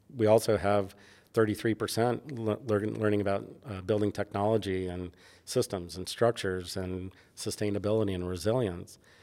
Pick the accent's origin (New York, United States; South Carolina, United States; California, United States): New York, United States; New York City; moved away; growing up in New York